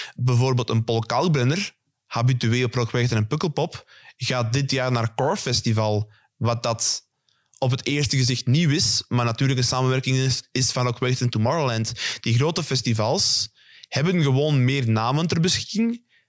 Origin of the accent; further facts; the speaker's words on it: Belgium; wij Belgen